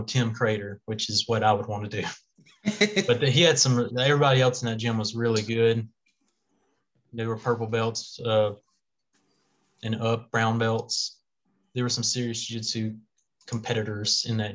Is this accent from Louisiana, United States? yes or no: yes; Louisiana, United States; we're from Louisiana